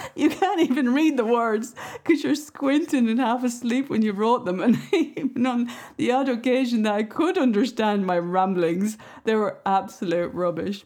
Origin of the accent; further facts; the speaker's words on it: Ireland; I grew up in the Irish countryside